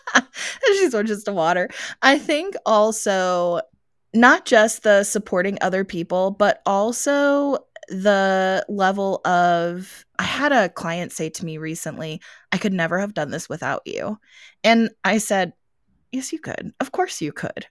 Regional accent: Gettysburg, Pennsylvania, United States; now in Arizona, United States; I'm from Gettysburg, so I grew up in Gettysburg

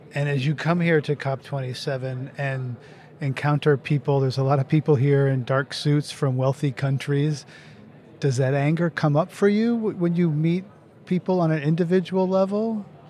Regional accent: United States; as an American

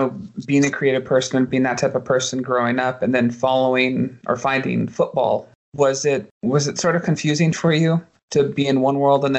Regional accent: United States; Being an American kid in the 80s

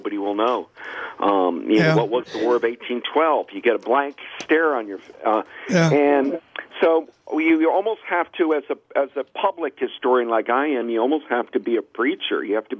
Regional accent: Georgia, United States; born there; also born or lived in Louisiana; now in Texas, United States; When you live in the South like I do, I was born in Georgia, lived in Louisiana, I'm living in Texas now.

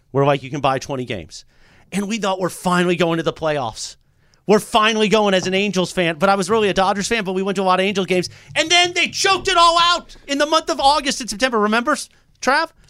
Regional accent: Whittier, California, United States; As a kid growing up in Orange County

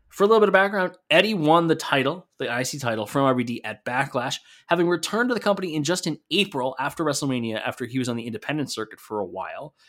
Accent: Canada; my home country of Canada

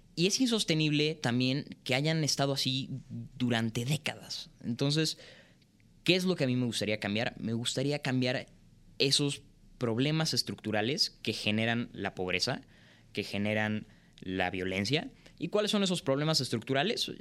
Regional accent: Mexico; also born or lived in Canada; nosotros como mexicanos

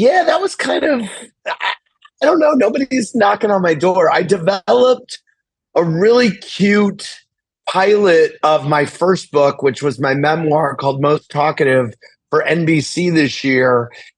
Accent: St. Louis, Missouri, United States; I'm from St. Louis

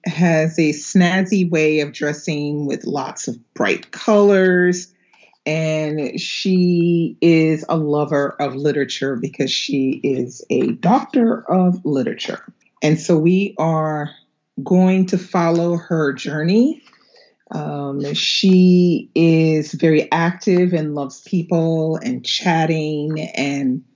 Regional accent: United States; now in Normandy, France; I am an American living in Normandy, France

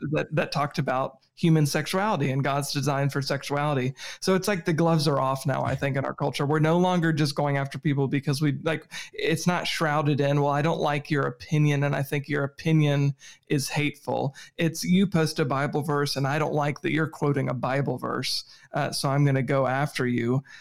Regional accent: Virginia, United States; I'm from Virginia

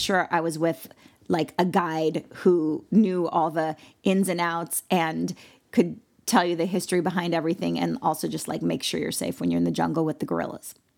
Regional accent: Malibu, California, United States; I'm from Malibu, California

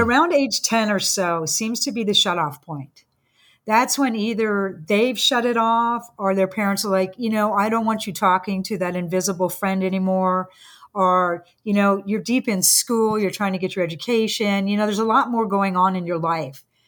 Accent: San Francisco, California, United States; I grew up in San Francisco, um, in the sixties

